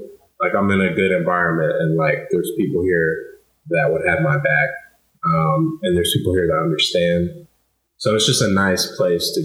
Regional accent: College Station, Texas, United States; born or raised there; moved away as an adult; now in Cincinnati, United States

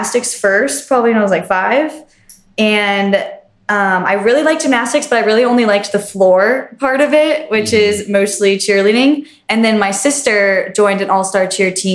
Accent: Westerville, Ohio, United States; I'm from Westerville, Ohio originally

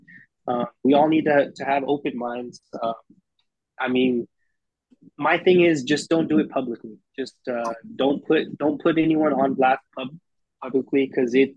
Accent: Texas, United States; I grew up a certain way. I'm from Texas

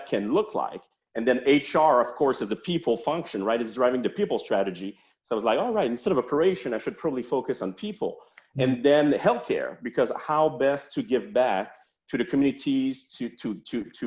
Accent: Montreal, Quebec, Canada; accent: French-Canadian; now in Charlotte, United States; I'm from Montreal

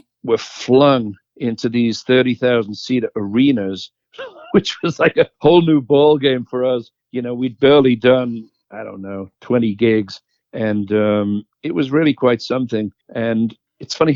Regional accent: Liverpool, North West England, United Kingdom; moved away as an adult; I was from Liverpool

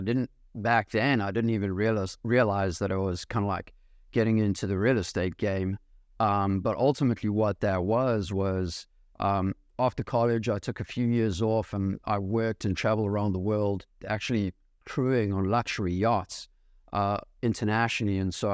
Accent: South Africa; also born or lived in New York City, United States; now in United States; So I was born actually in New York City before they ended up moving back to South Africa, which is where I'm from, where I'm raised. And yeah, have been living here in the States.

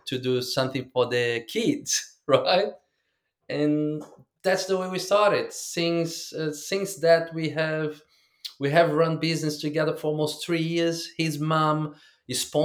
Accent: Rio de Janeiro, Brazil; now in Queensland, Australia; I'm in Australia, in Queensland, and I'm from Brazil, Rio.

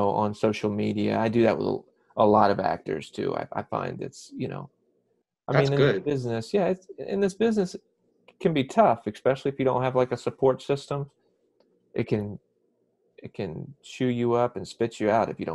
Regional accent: Lake Wylie, South Carolina, United States; moved away as an adult; also born or lived in Savannah, Georgia / Charlotte, North Carolina; now in Atlanta, United States; I was born in Savannah, Georgia, but I grew up in Lake Wylie, South Carolina

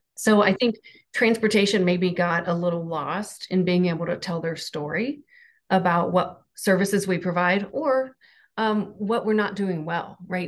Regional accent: Southern Ohio, United States; I'm from Southern Ohio

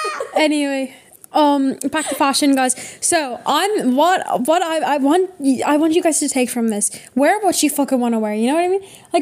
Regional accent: Ireland

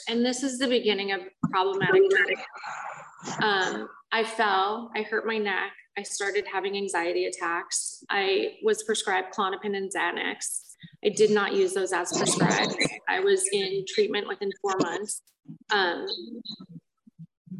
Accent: Culver City, California, United States; I grew up in Culver City in Los Angeles

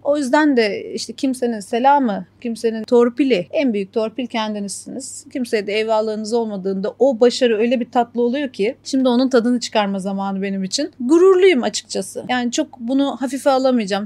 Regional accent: İzmir, Turkey; moved away as an adult; now in Kuwait; ben İzmirliyim

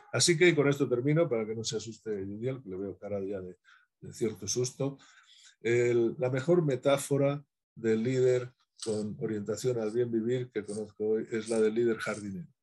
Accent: Spain; soy español y soy exagerado, pero tengo sangre andaluza

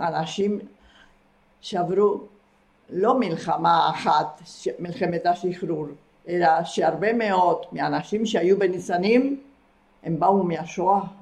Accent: Argentina; moved away as an adult; now in Israel; כי גרתי שם מגיל שבע עד גיל, אה, עד שעליתי לארץ, גיל 19

